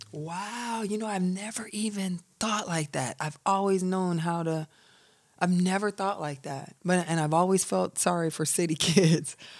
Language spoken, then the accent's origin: English; Milan, Michigan, United States; moved away; also born or lived in Atlanta; I'm from a small country town outside of Ann Arbor called Milan, Michigan. I'm from a hundred and seventy-five acre farm.